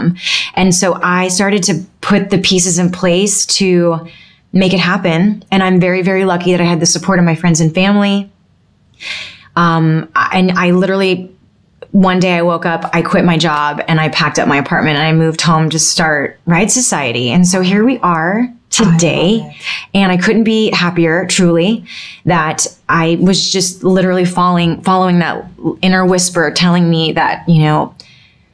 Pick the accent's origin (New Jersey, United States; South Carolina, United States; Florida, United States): Florida, United States; Pensacola; moved away as an adult; also born or lived in New York City; I really just re-fell in love with my hometown